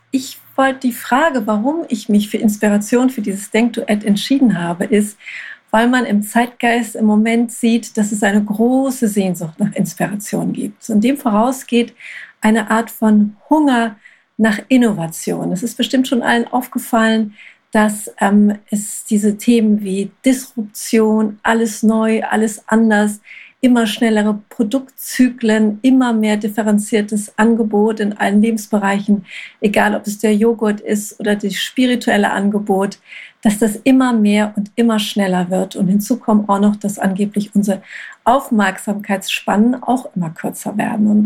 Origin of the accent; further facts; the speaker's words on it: Hamburg, Germany; Ich komme aus Hamburg.